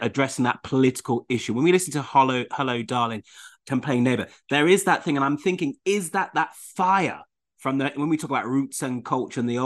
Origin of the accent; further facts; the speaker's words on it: Leicester, East Midlands, United Kingdom; I'm from Leicester, Caribbean roots and culture